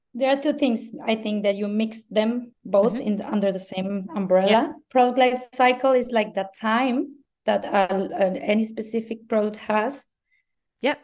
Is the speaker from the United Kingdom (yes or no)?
no; Mexico; first language Spanish; English is a second language; I'm Mexican. English is my second language.